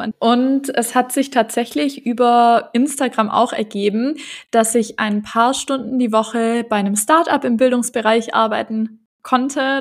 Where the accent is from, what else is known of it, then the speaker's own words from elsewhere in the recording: Stuttgart, Baden-Württemberg, Germany; moved away as an adult; also born or lived in Ludwigsburg / Bavaria / Singapore; now in Argentina; Also ich komme eigentlich aus Stuttgart.